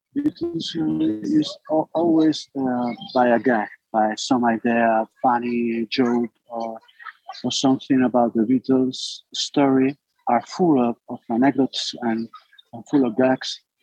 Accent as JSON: {"language": "English", "region": "Basque Country", "country": "Spain", "tie": "born or raised there", "second_language": "English", "said": "I got a band and, and play when I was young in my hometown. I born in the north of Spain, in the Basque Country."}